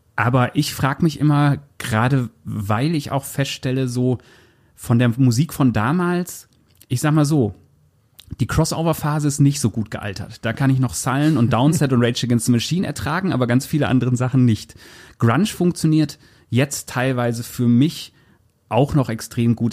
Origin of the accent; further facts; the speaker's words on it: near Osnabrück, Lower Saxony, Germany; also born or lived in Bad Essen; ich komme aus Fenne bei Osnabrück